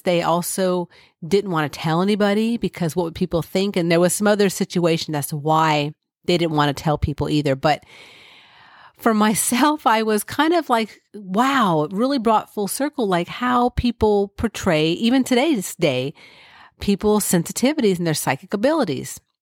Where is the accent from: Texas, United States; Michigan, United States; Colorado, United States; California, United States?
California, United States; moved away; when I was young, I grew up in California